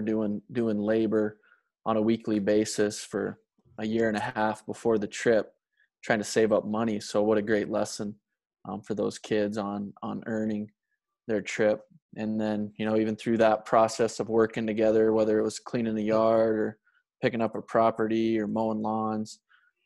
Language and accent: English; Montana, United States; from Montana